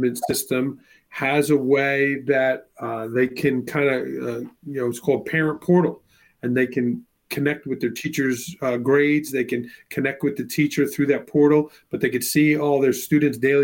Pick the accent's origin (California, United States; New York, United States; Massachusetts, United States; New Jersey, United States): New York, United States; New York City; moved away as an adult; also born or lived in Brooklyn, New York / North Carolina; now in Milford, United States; I grew up in Staten Island, New York